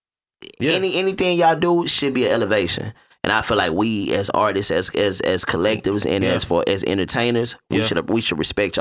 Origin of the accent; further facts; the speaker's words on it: Houston, Texas, United States; I'm from the North Side.